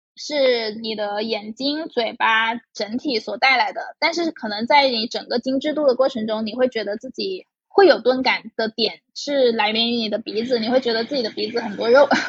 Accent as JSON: {"language": "Chinese", "region": "Guangdong", "country": "China", "tie": "born or raised there", "said": "我是潮汕家庭长大"}